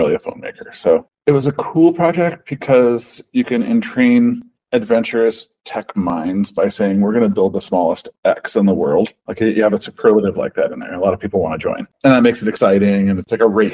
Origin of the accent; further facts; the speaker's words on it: Pacific Northwest, Oregon, United States; I grew up in the Pacific Northwest rainforest, like those trees, those forests, they're incredible. Like in Oregon